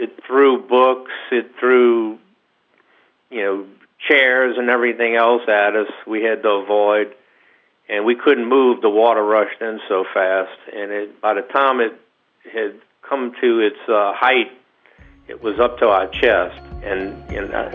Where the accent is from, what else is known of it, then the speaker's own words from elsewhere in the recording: New Orleans, Louisiana, United States; also born or lived in St. Bernard Parish, Louisiana; I grew up in New Orleans, right off of Canal Street